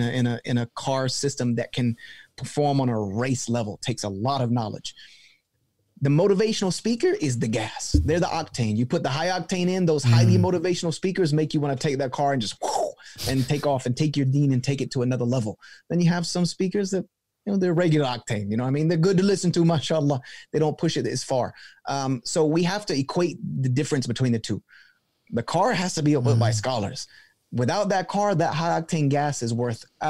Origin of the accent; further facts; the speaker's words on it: the South, United States; I'm from the South. And so I equate things with kind of like my upbringing. And I grew up in the church community in the South